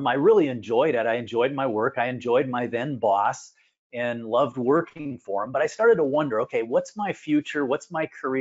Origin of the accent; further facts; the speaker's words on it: Minneapolis, Minnesota, United States; I'm from the Minneapolis-St. Paul area. I've spent most of my life in this area.